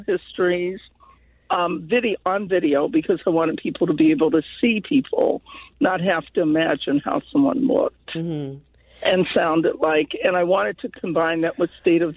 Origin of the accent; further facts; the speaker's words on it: Newark, Ohio, United States; also born or lived in Pennsylvania; I was raised in Pennsylvania until I was 9, and then moved to a little town called Newark, Ohio, outside of Columbus.